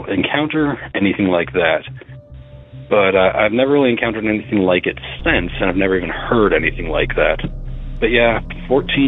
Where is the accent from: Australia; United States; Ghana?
United States; Illinois; I'm from Illinois